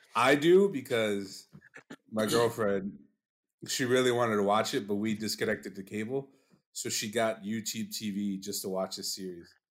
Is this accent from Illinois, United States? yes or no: yes; Chicago, Illinois, United States; I'm from Chicago